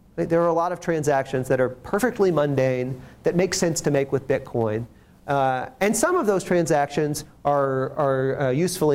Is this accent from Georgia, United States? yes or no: no; Ohio, United States; moved away; I'm originally from Ohio